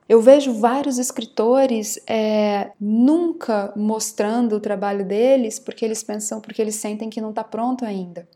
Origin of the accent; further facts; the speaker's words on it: Campo Grande, Mato Grosso do Sul, Brazil; also born or lived in Rio de Janeiro / São Paulo; eu nasci em Campo Grande, Mato Grosso do Sul, e desde os 13 anos eu trabalho como atriz. Eu comecei a trabalhar profissionalmente numa companhia aos 13 anos